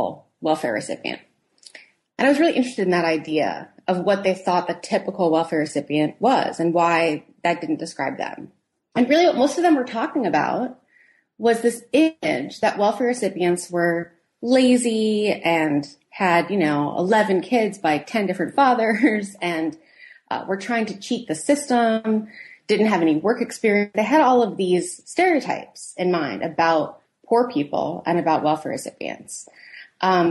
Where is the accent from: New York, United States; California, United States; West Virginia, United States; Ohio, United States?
New York, United States; moved away as an adult; now in Philadelphia, United States; I'm originally from New York